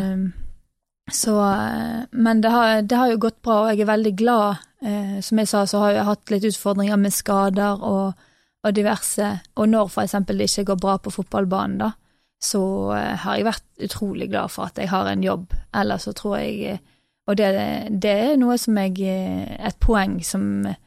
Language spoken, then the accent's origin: Norwegian; Norway; also born or lived in England; her hjemme i Norge